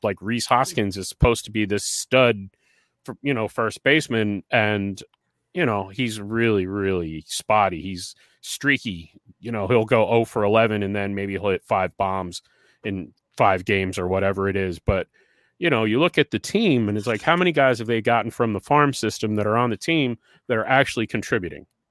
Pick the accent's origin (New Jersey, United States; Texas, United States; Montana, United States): New Jersey, United States; moved away; I'm originally from New Jersey